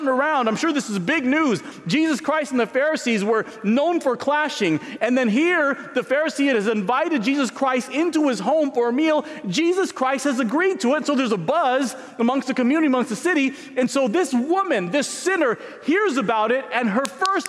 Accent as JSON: {"language": "English", "town": "San Diego", "region": "California", "country": "United States", "tie": "born or raised there", "moved": "yes", "said": "I grew up in San Diego"}